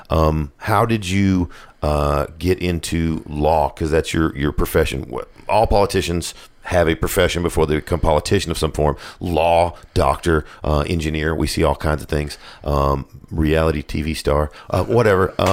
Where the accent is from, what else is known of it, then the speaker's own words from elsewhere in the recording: Knoxville, Tennessee, United States; Born and raised in Knoxville.